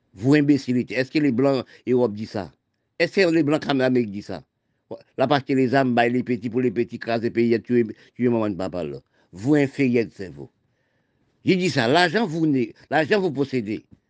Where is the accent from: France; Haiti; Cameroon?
Haiti; je suis né en Haïti